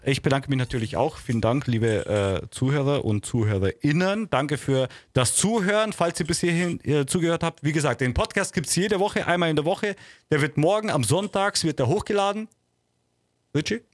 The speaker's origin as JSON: {"language": "German", "region": "Bavaria", "country": "Germany", "said": "ich bin Bayer."}